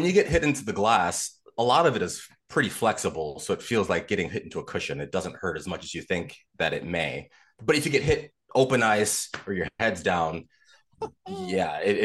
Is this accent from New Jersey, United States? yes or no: no; outside of Chicago, Illinois, United States; moved away as an adult; also born or lived in Des Moines, Iowa / South Florida; I grew up outside of Chicago